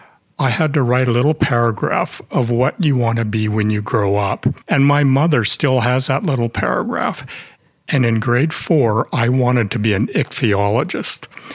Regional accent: Vancouver, British Columbia, Canada; So I was born in Vancouver, raised in Vancouver, and did all my education in Vancouver as well

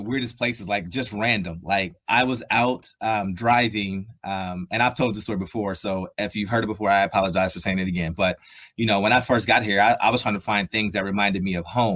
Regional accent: Columbus, Ohio, United States; moved away as an adult; also born or lived in Buffalo; I'm from Columbus, Ohio. So I'm a Buckeye through and through, born and raised there.

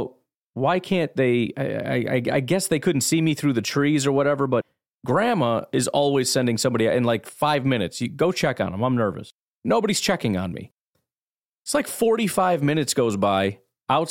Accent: Illinois, United States; I'm from Illinois

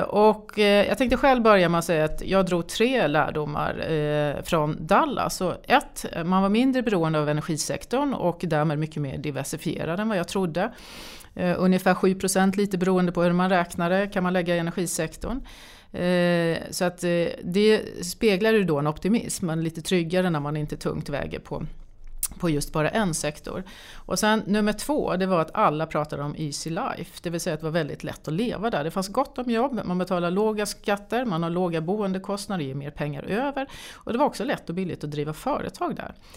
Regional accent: Sweden; som svensk

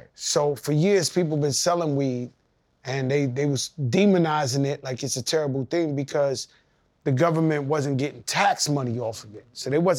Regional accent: Bronx, New York, United States; And so I grew up in the Bronx where my parents was there.

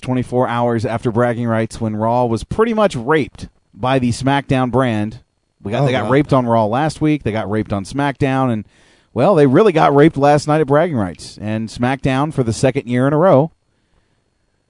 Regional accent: Oklahoma, United States; moved away; we're both from Oklahoma.

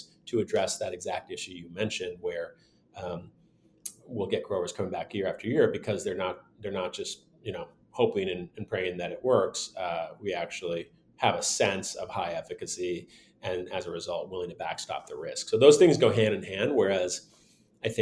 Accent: Michigan, United States; now in Bay Area, California, United States; I grew up in Michigan, not too far from the border

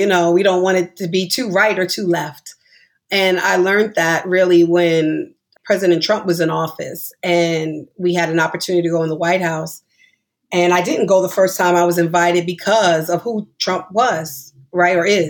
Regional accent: New York, United States; we're all from New York

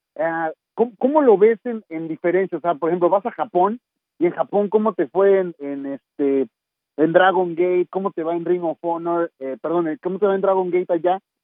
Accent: Mexico City, Mexico; moved away as an adult; also born or lived in New York; salí de la Ciudad de México, pero para mí llegar a Nueva York

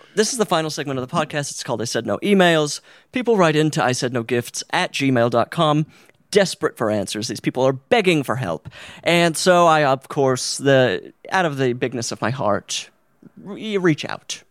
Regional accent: Utah, United States; born or raised there; moved away

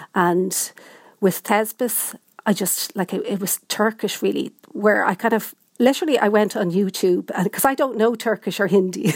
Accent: Ireland; also born or lived in Dublin; I'm, I'm from Ireland and I know Irish

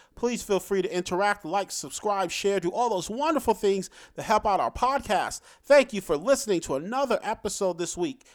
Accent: New York City, New York, United States; I was born in Brooklyn, so I grew up and remember hearing stories

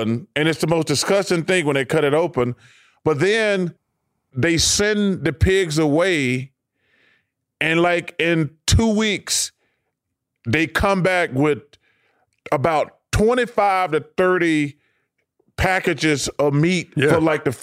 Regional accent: Leeds, Alabama, United States; growing up in Leeds, me and the neighbors, we were all really poor

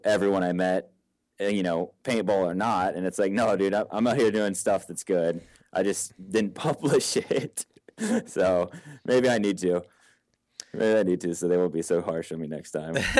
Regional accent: Texas, United States; I grew up in Texas

